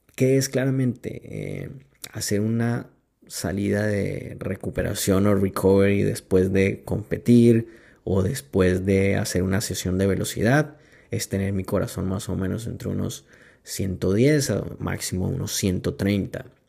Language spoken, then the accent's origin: Spanish; Cartagena, Bolívar, Colombia; yo me crié en, en Cartagena, Colombia. Eh, hice high school ahí.